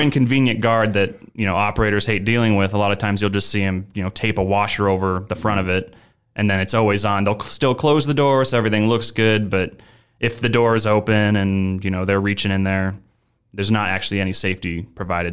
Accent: Omaha, Nebraska, United States; moved away as an adult; also born or lived in Chicago; I'm originally from Omaha, Nebraska. So I am a Nebraska native.

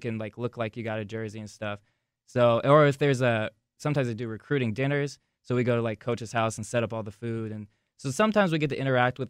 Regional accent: Wichita, Kansas, United States; I'm from Wichita

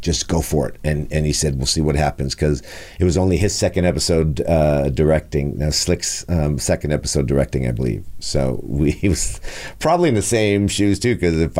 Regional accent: Montreal, Quebec, Canada; I was born in Saint-Michel in Montreal.

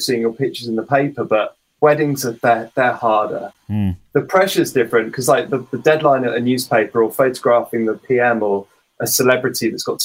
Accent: Somerset, South West England, United Kingdom; also born or lived in London; I'm from Somerset

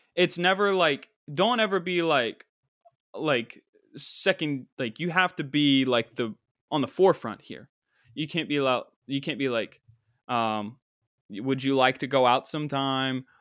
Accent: West Virginia, United States; my home state

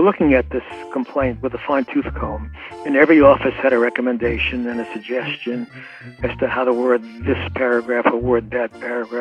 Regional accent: New York City, New York, United States; I was born in Williamsburg Maternity Hospital in Williamsburg, Brooklyn

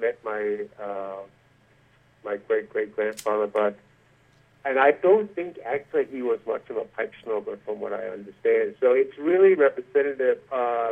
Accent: Denmark; now in United States; when I was growing up in Denmark

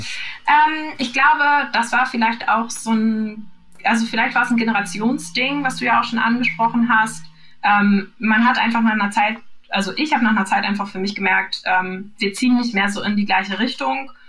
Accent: Northern Germany, Germany; das sage ich als Norddeutsche

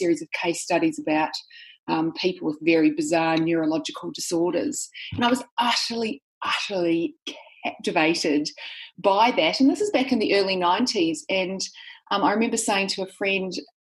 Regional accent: New Zealand; now in Sydney, Australia; I live in Sydney, Australia, but I'm actually a New Zealander. So I grew up in New Zealand

